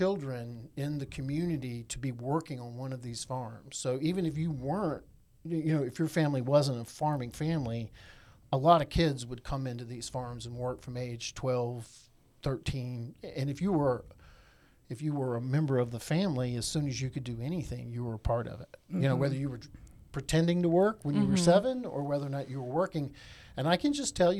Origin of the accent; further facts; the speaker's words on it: Eastern North Carolina, United States; I'm from Eastern North Carolina. My dad was in the Air Force. Both of my mom's parents and my dad's parents were farmers